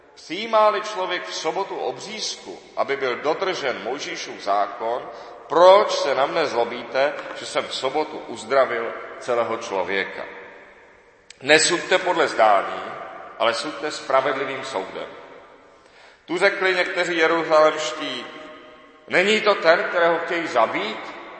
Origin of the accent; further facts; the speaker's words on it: Czechia; my všichni jsme Češi, od Aše až po Jablunkov